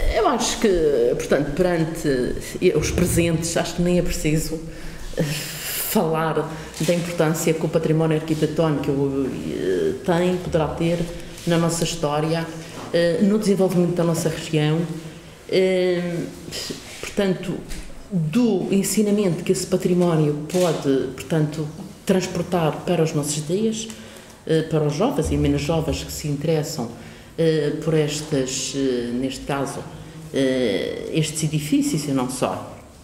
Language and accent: Portuguese; Porto Santo, Madeira, Portugal; no Porto Santo, que é a minha terra